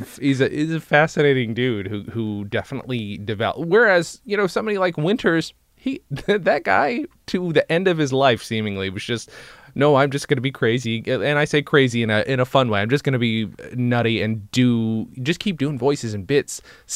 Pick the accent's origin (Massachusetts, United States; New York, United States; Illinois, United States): New York, United States; Upstate New York.